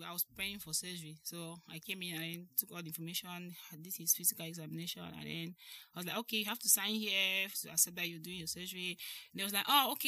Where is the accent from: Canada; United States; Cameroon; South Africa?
Cameroon; Kumba, South West Region; moved away as an adult; now in Italy; I'm from Cameroon. I was born in Kona like 34 years ago. I went to Jeep Government Primary School in Kumba, where my dad was a teacher